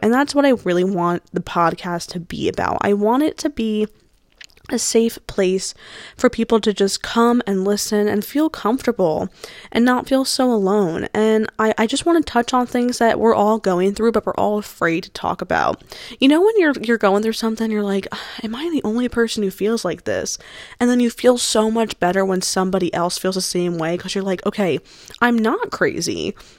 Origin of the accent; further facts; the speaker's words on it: New Jersey, United States; I am from New Jersey. That's where the school is. Um, born and raised. I was born on the shore